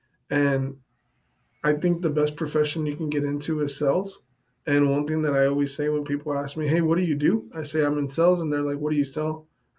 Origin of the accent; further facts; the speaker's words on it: Texas, United States; Bro, I'm born here in Texas.